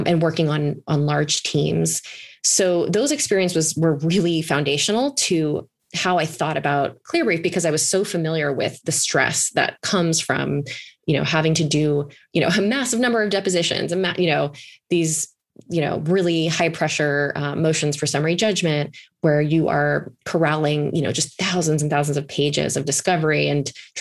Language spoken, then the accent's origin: English; East Coast, United States; moved away as an adult; also born or lived in Alaska; I'm originally from the East Coast